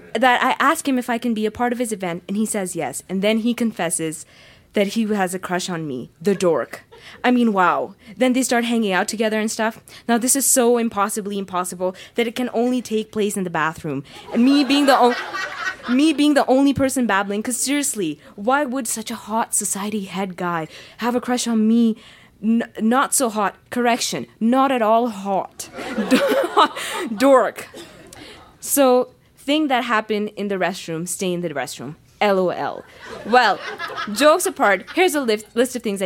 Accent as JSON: {"language": "English", "country": "Pakistan", "tie": "born or raised there", "moved": "yes", "lives_now": "Calgary, Canada", "said": "I grew up in Pakistan"}